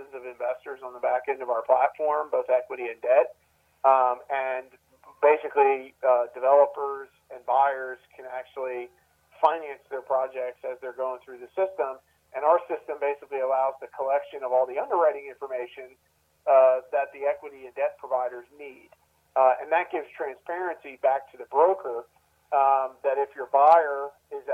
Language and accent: English; Maryland, United States; now in Columbia, United States; I grew up in Maryland